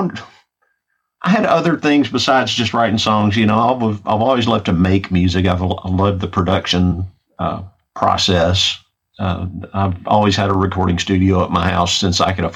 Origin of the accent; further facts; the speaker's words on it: Memphis, Tennessee, United States; now in Nashville, United States; I grew up in Memphis and had bands in Memphis